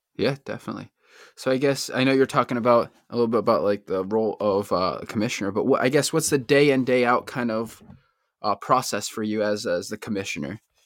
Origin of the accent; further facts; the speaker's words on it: Bristol, Connecticut, United States; one thing about Connecticut, I'm born and raised, it's, like, we have so many different, like, subcultures. Like, every town is so different. I'm from Bristol